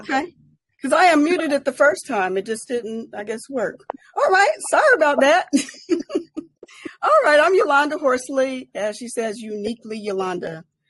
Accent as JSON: {"language": "English", "town": "Colorado Springs", "region": "Colorado", "country": "United States", "said": "I'm from Colorado Springs, Colorado"}